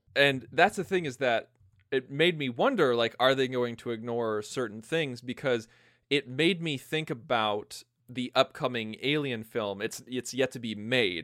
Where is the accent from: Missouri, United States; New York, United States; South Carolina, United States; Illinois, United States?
Illinois, United States; born or raised there